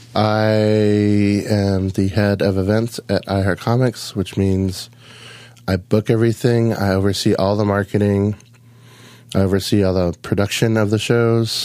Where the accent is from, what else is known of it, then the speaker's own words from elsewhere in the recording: Lahaina, Hawaii, United States; moved away; I was born and raised on Maui